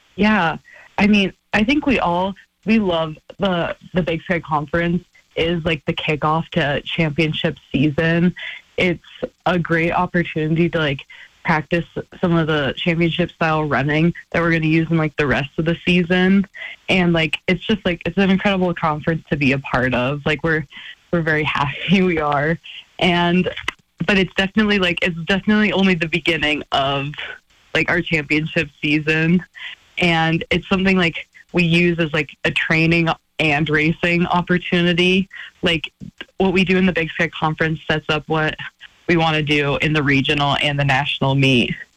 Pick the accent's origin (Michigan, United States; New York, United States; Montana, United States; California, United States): Montana, United States; Missoula; moved away as an adult; now in Flagstaff, United States; this is my hometown